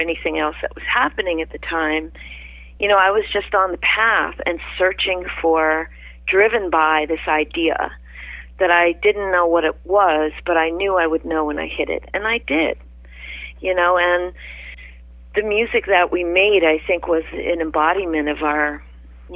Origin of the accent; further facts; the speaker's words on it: Maine, United States; moved away as an adult; also born or lived in New York City / Bronx; I grew up in Maine